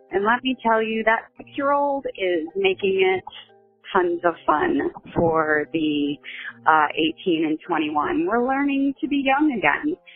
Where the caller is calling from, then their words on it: outside of Detroit, Michigan, United States; I am calling from Michigan, uh, outside of Detroit. Actually, we just moved.